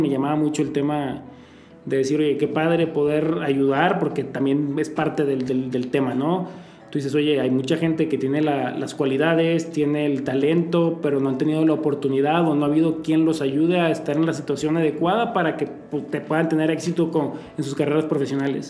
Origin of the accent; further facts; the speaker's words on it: Torreón, Coahuila, Mexico; moved away; also born or lived in Poza Rica, Veracruz; empecé con mi papá en Torreón, de donde soy yo